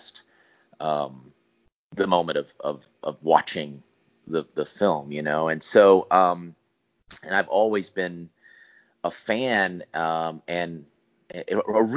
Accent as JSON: {"language": "English", "town": "Hattiesburg", "region": "Mississippi", "country": "United States", "tie": "born or raised there", "said": "I grew up in Hattiesburg, Mississippi"}